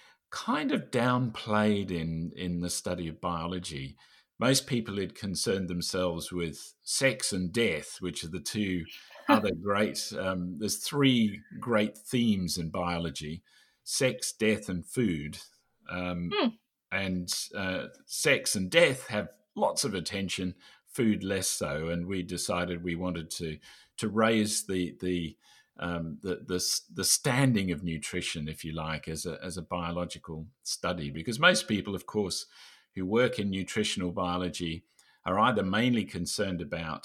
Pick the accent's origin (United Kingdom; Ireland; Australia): Australia; So I'm Australian, and I'm now currently living in Australia, as is David.